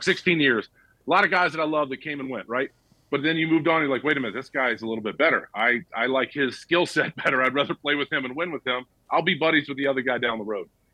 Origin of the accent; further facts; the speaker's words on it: Marietta, Georgia, United States; moved away; also born or lived in Chicago; I grew up in Marietta, Georgia